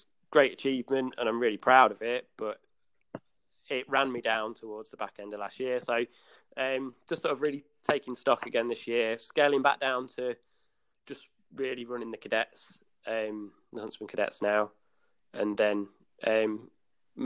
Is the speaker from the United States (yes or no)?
no; Leicester, East Midlands, United Kingdom; I went to play for the Leicester Eagles. Obviously being my hometown